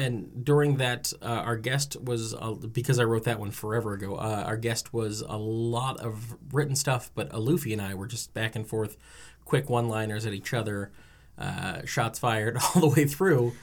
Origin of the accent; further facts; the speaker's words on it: New Jersey, United States; I'm from New Jersey.